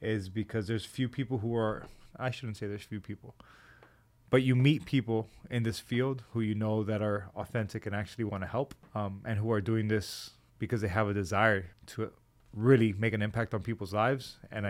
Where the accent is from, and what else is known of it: Hialeah, Florida, United States; born or raised there